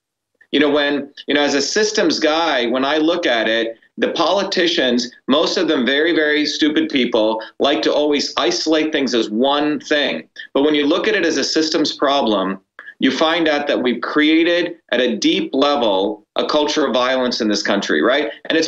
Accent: India; now in United States; when my parents and I came from India to here, there were two things, two principles that I think everyone can get around

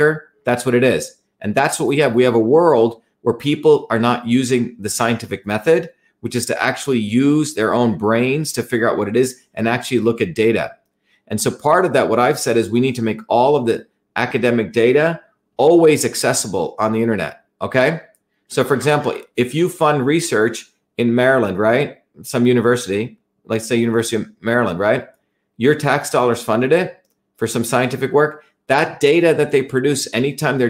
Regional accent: India; now in United States; since I was a kid growing up in India

